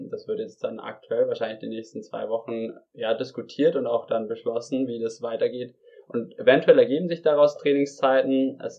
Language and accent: German; Regensburg, Bavaria, Germany; mittlerweile schon so, ja, wir kommen aus Regensburg, ah, die Regensburger